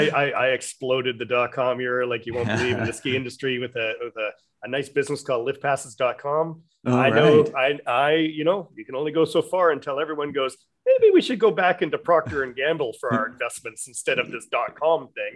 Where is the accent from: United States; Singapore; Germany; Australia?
Australia; And I'm so Australian.